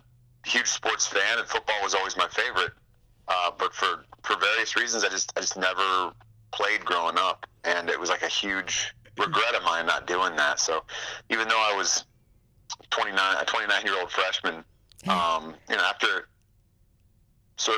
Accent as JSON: {"language": "English", "area": "East Bay", "region": "California", "country": "United States", "tie": "born or raised there", "moved": "as an adult", "lives_now": "Los Angeles, United States", "said": "I grew up out here in the East Bay, and my folks are still out here"}